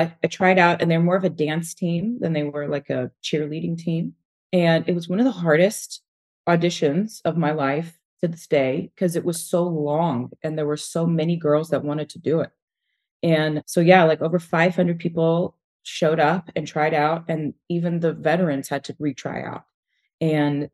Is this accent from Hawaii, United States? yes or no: no; Texas, United States; I'm from Texas